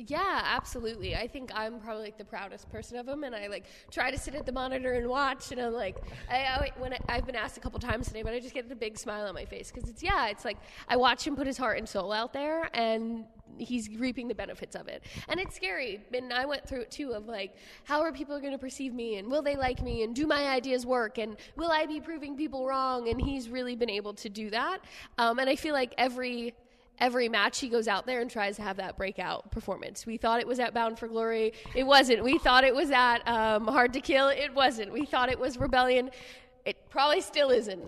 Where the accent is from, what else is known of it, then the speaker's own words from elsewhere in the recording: New Jersey, United States; one area in Jersey and I'm from a small area, but I'm still from the whole freaking thing